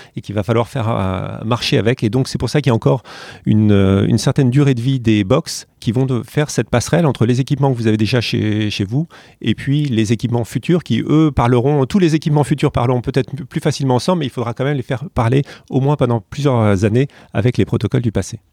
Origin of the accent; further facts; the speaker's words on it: France; je suis français